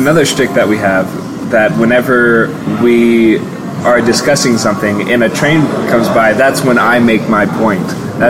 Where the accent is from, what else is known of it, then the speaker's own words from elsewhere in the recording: Kansas, United States; it says that I'm from Kansas